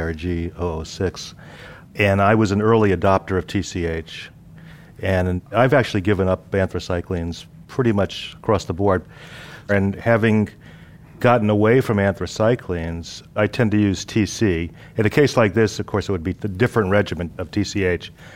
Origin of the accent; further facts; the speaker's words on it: Southern California, United States; I'm from Southern California